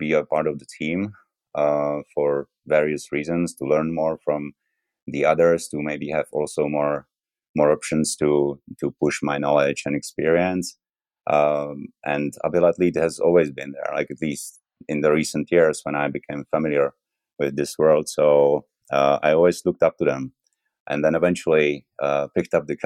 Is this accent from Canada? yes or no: no; Czechia; moved away as an adult; also born or lived in Chamonix, France; now in Innsbruck, Austria; I come from Czech Republic, but I lived for a very long time in Chamonix, France, under Mont Blanc in the Alps. And recently, actually, I relocated to Innsbruck